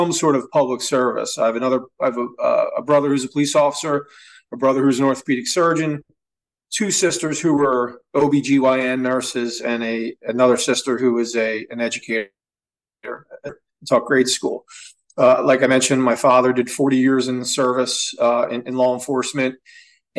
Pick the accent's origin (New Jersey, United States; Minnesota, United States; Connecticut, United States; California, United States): New Jersey, United States; Atlantic City; I was born in Southern New Jersey, specifically Atlantic City, New Jersey